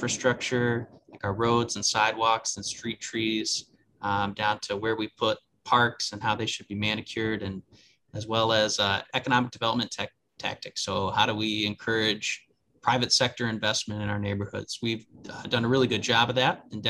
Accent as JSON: {"language": "English", "town": "Maumee", "region": "Ohio", "country": "United States", "tie": "born or raised there", "also_born_or_lived": "Cleveland", "moved": "as an adult", "lives_now": "Toledo, United States", "said": "I'm from Maumee."}